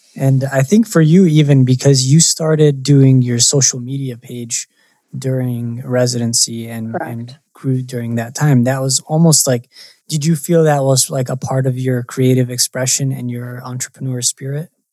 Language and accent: English; Michigan, United States; I'm from Michigan